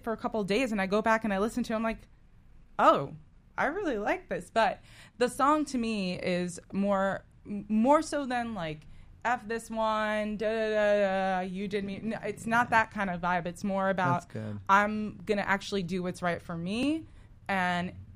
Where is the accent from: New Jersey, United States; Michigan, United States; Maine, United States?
New Jersey, United States; Newark; moved away; also born or lived in Upper West Side, New York / Los Angeles; Originally, I was born in Newark, New Jersey